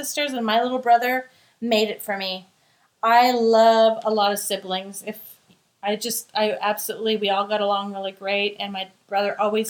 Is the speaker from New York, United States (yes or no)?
no; Mercer Island, Washington, United States; I really loved growing up on Mercer Island.